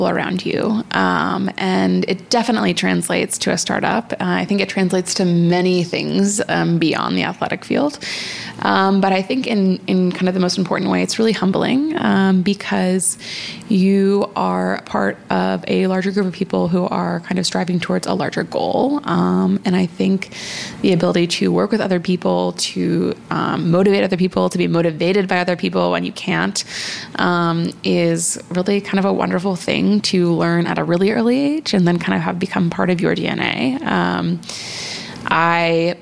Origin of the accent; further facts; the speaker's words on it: Philadelphia, Pennsylvania, United States; I grew up right outside of Philadelphia in the suburbs